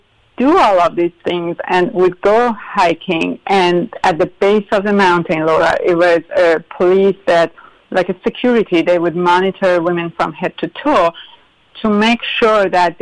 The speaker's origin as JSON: {"language": "English", "town": "Tehran", "region": "Tehran Province", "country": "Iran", "tie": "born or raised there", "also_born_or_lived": "Pennsylvania, United States", "second_language": "English", "moved": "as an adult", "lives_now": "United States", "said": "I would go mountain hiking with my dad in north of Tehran, my hometown"}